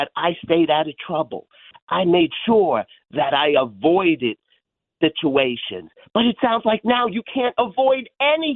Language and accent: English; New York City, New York, United States; now in Saratoga, United States; I grew up in the Bronx in Andrew Jackson houses, 156 in Cortland Avenue